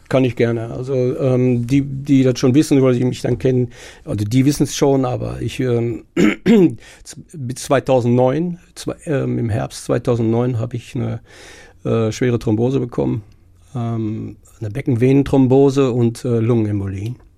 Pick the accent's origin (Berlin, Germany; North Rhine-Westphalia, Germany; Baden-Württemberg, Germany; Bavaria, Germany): North Rhine-Westphalia, Germany; Herne; ich fühle mich auch als Wanne Eickeler, geboren in Wanne Eickel